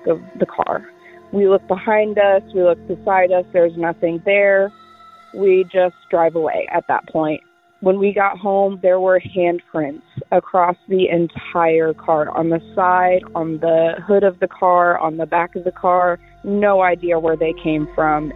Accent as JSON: {"language": "English", "region": "Indiana", "country": "United States", "said": "I'm from Indiana"}